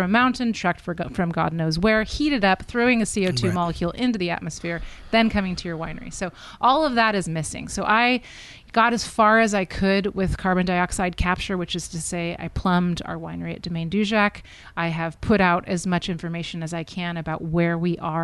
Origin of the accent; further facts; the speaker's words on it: St. Helena, California, United States; also born or lived in Albany, California / Berkeley, California / Burgundy; I was born in Queen of the Valley, St. Helena in 1978